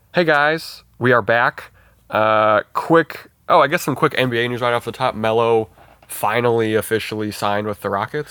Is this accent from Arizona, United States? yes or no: no; Montana, United States; we're from Montana